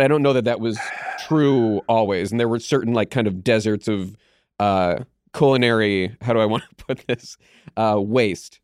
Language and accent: English; Pittsburgh, Pennsylvania, United States; I grew up in Pittsburgh